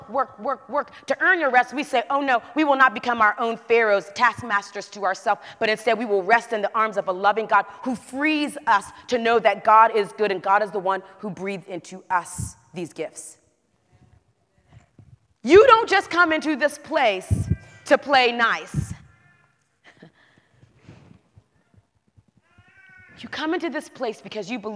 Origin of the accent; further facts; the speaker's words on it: the South, United States